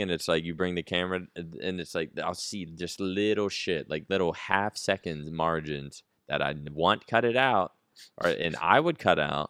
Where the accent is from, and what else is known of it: East Coast, United States; now in Texas, United States